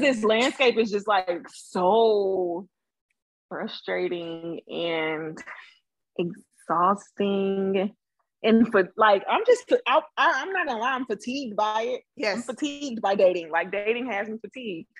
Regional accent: Birmingham, Alabama, United States; I'm from Birmingham

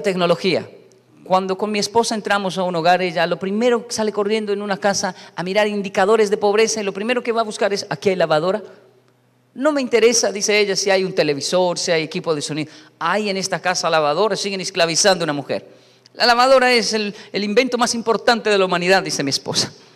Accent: Bogotá, Colombia; soy colombiano, soy latino

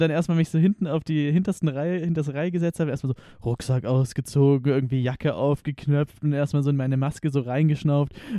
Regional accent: Konstanz, Baden-Württemberg, Germany; moved away; aus Konstanz ursprünglich.

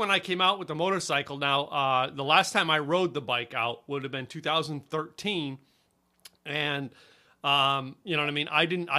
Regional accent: East Coast, United States; now in Texas, United States; I came from the East Coast, all right, and I've driven all over the highways of America.

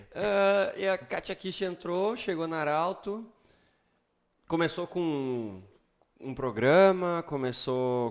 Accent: Sobradinho, Rio Grande do Sul, Brazil; moved away as an adult; now in Santa Cruz do Sul, Brazil; eu sou de Sobradinho

